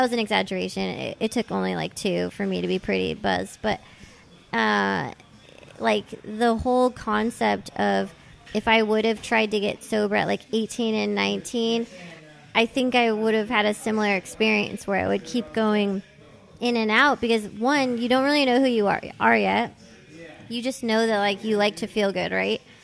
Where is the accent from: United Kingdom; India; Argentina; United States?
United States; Thousand Oaks, California; accent: the Valley; also born or lived in San Fernando Valley, Los Angeles; I grew up mostly in Thousand Oaks, which is sort of not like the Valley Valley, but it's like a little further north in Ventura County